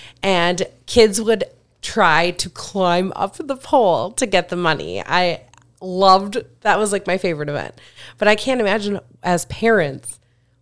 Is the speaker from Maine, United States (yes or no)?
no; Pequot Lakes, Minnesota, United States; I born and raised in Pequot